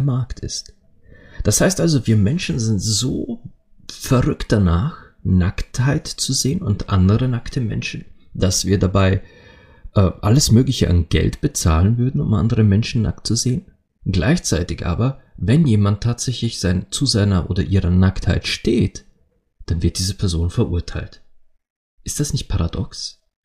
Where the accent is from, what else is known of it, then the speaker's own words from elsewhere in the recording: Austria; bei uns in Österreich